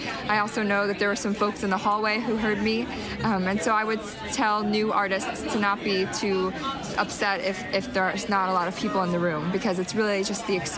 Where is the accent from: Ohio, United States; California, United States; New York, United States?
Ohio, United States; Cincinnati; now in Worcester, United States; I'm originally from Cincinnati, Ohio, but I'm based in Worcester, Massachusetts right now.